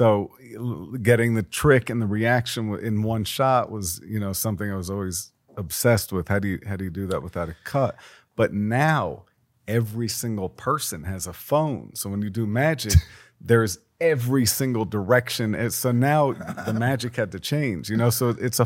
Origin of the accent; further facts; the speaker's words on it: New York City, New York, United States; I grew up in Brooklyn, a single mother